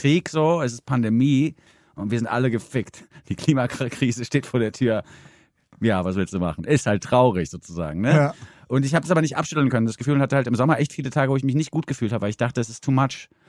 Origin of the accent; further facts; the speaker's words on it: Southern Germany, Germany; Im Süden komme ich her